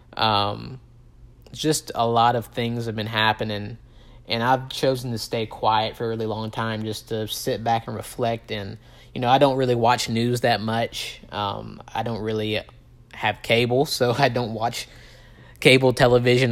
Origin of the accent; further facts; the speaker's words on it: Tupelo, Mississippi, United States; I'm from Tupelo, Mississippi, okay? Um, it is probably as deep south as you're gonna get in this country